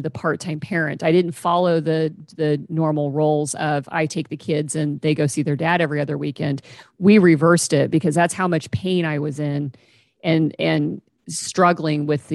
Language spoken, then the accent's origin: English; Kansas, United States; moved away as an adult; now in Pacific Northwest, United States; I moved to the Pacific Northwest and left my hometown in Kansas